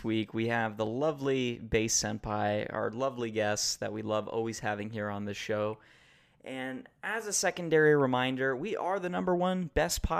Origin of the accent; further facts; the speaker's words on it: United States; I'm American